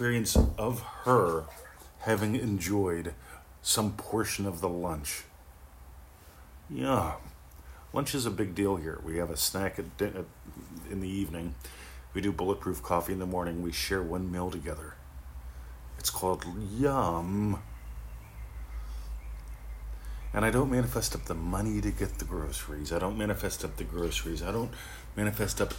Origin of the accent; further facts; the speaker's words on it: Pennsylvania, United States; also born or lived in Florida; now in Australia; I grew up in Pennsylvania